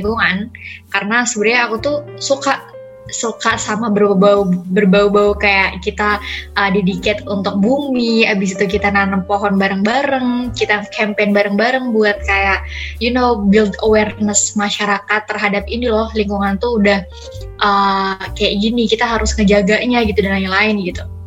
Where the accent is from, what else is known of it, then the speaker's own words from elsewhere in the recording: Cirebon, West Java, Indonesia; moved away as an adult; also born or lived in Sukabumi; now in Semarang, Indonesia; aku BTW dari Cirebon, di Jawa Barat, cuman lahir aku dari Sukabumi.